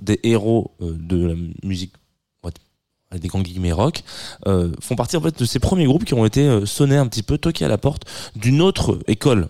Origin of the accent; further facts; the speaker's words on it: the South, southern France, France; je suis du Sud